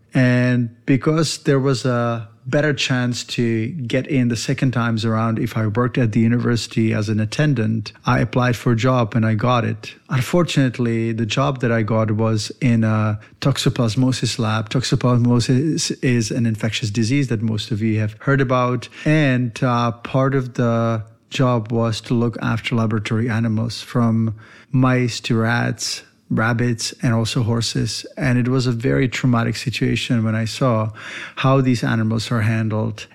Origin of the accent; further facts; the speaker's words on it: Czechia; moved away; I was born in the Eastern Bloc in Czech Republic, and my dad was a veterinarian